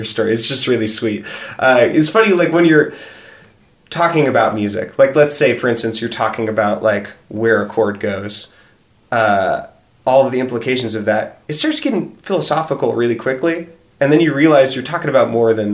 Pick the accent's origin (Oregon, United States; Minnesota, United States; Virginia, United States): Oregon, United States; now in Philadelphia, United States; I'm originally from Oregon